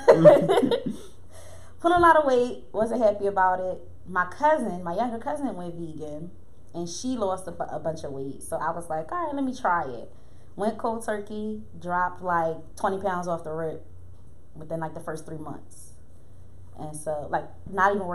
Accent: Philadelphia area, Pennsylvania, United States; I am from the area of Philadelphia, not the city per se

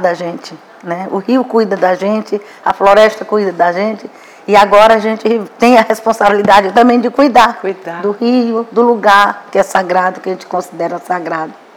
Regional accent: Lagoa Quieta village, Arariboia Indigenous Territory, Maranhão, Brazil; born or raised there; also born or lived in Imperatriz, Brazil

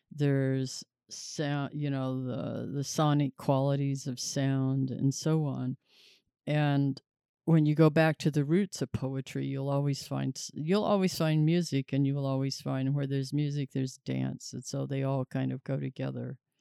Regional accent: Tulsa, Oklahoma, United States; moved away; also born or lived in New Mexico; the Saint John's Hospital where I was born here in Tulsa

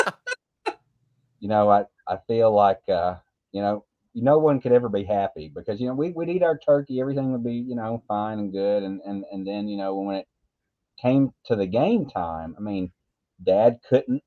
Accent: Oxford, Mississippi, United States; I was born in Oxford.

